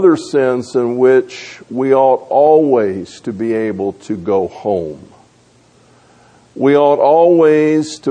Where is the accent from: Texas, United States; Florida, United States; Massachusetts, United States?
Florida, United States; Tampa; the home that I grew up in over in Tampa